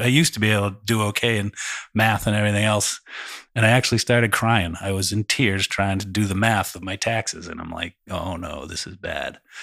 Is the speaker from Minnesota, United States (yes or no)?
no; just outside of Boston, Massachusetts, United States; moved away as an adult; now in Southern California, United States; I grew up just outside of Boston